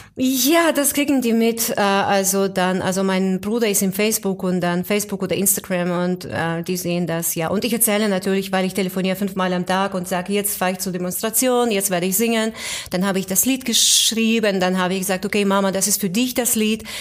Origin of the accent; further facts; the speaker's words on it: near Vinnytsia, Vinnytsia Oblast, Ukraine; also born or lived in Moscow, Russia; now in Germany; eigentlich neben Stadt Vinica, also nicht direkt in Vinica, aber in der Nähe von Stadt Vinica. Das ist südwestlich, also 200 Kilometer südwestlich von Kiew ungefähr